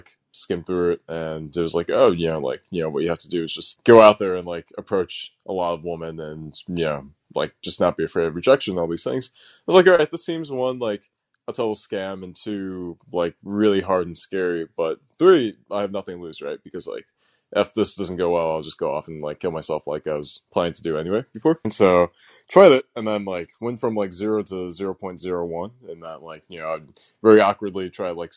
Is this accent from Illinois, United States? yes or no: yes; suburbs of Chicago, Illinois, United States; also born or lived in New Jersey; spent most of my childhood growing up actually in the Midwest, so in suburbs of Chicago.